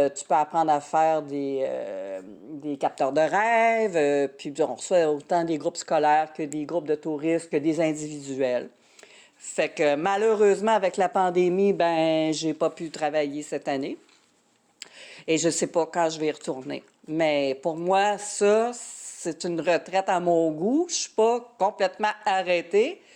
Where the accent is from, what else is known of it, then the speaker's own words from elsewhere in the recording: Quebec City region, Canada; moved away; je viens de la région de Québec